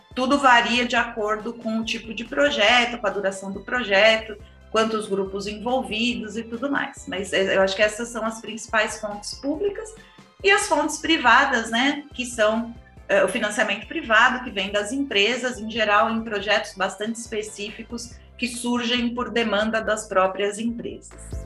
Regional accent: São Paulo, Brazil; Eu sou paulistana, nascida e criada no, no, meio do cimento

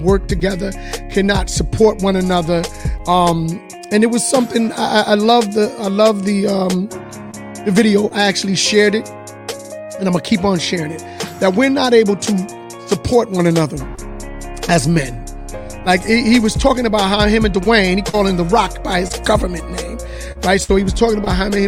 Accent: Hampton Roads, Virginia, United States; born or raised there

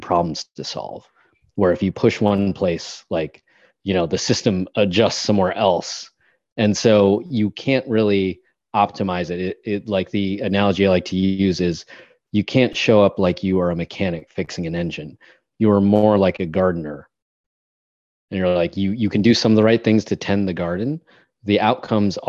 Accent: United States; as an American

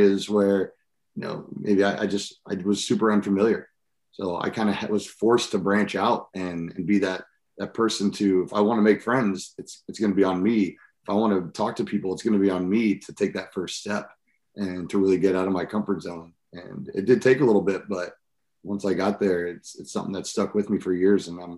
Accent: Seattle, Washington, United States; born there; So I was born in Seattle, Washington, and then was all over the country.

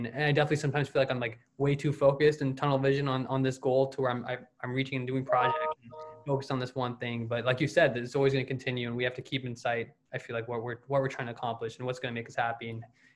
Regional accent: Louisville, Kentucky, United States; I'm from the Louisville, Kentucky area

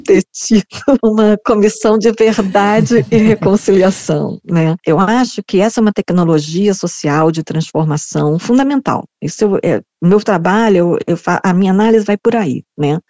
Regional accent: Brazil; now in South Africa

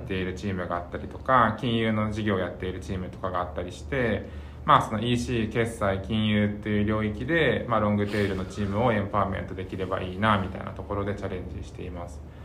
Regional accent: Oita, Japan; 僕もその大分生まれで

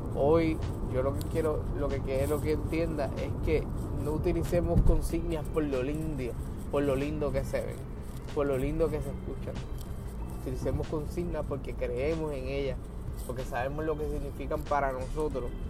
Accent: Puerto Rico; mi pueblo, para levantar a mi país

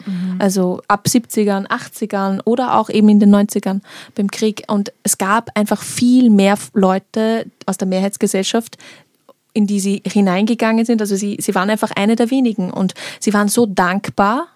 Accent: Austria; ich bin in Österreich geboren

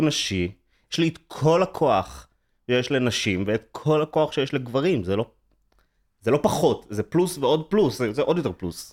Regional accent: Herzliya, Tel Aviv District, Israel; גדלתי בהרצליה, בעיקרון

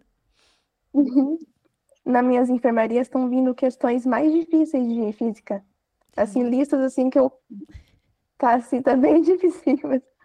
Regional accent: Registro, São Paulo, Brazil; Eu sou de Registro, São Paulo, interior.

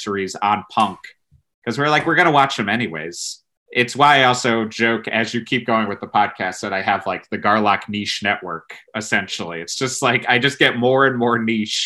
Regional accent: Connecticut, United States; moved away as an adult; also born or lived in New York; growing up in Connecticut, you're inundated with classic rock

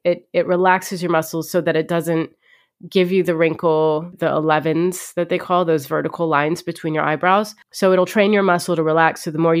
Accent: Ohio, United States; I could have used the Kardashians growing up. Like, I grew up an Egyptian in Ohio.

